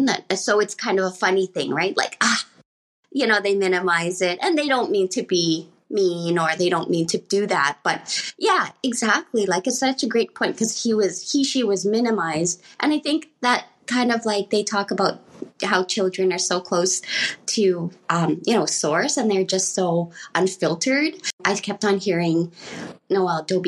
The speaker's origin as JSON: {"language": "English", "town": "Edmonton", "region": "Alberta", "country": "Canada", "tie": "born or raised there", "said": "I was born in Canada here in Edmonton, Alberta."}